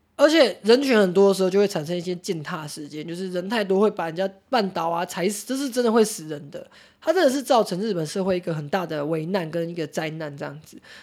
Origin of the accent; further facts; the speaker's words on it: Taichung, Taiwan; 我们台中人，可是人手配枪欸